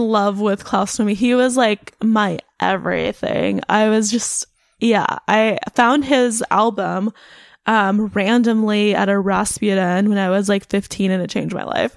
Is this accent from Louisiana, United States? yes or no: no; North Bay, California, United States; moved away; where my family's from in the North Bay. I would like to move back up north